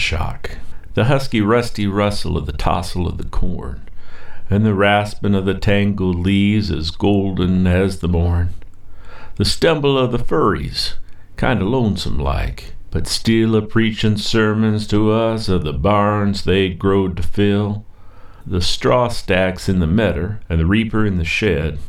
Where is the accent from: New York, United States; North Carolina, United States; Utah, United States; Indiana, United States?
Indiana, United States; Brown County; I grew up in Brown County, just down past Stonehead and up Christiansburg Road, Little Peace